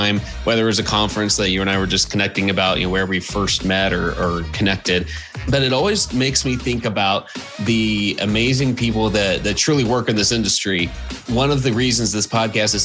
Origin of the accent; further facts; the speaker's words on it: Houston, Texas, United States; now in Arizona, United States; spending still a lot of years in Texas growing up in Houston